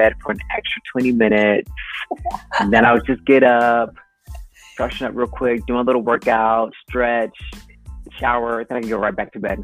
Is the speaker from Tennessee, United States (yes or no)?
no; Jacksonville, Florida, United States; moved away as an adult; also born or lived in Hawaii / Washington State; my hometown in Jacksonville